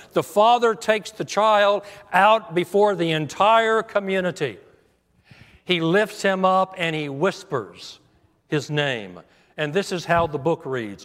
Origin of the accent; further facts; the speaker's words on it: United States; As an American, I'm proud to be an American